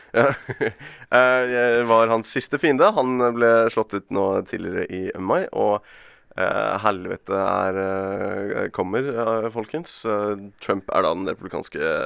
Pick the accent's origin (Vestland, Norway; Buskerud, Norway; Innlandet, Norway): Vestland, Norway; Bergen; Som bergenser